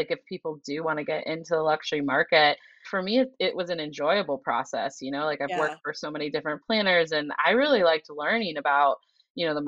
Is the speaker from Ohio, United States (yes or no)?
yes; Ohio, United States; now in Boston, United States; I am from Ohio. I grew up in a very modest family.